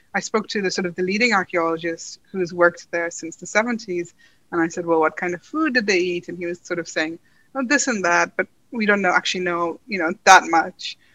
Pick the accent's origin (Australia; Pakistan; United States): Pakistan; Karachi, Sindh; moved away as an adult; also born or lived in Dublin / Punjab; now in London, United Kingdom; I grew up in Karachi in Pakistan, so I spent most of my childhood there with a brief stint in Dublin